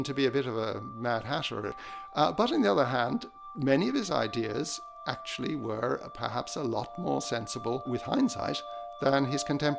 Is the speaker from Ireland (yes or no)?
yes; Ireland; I'm an Irish musicologist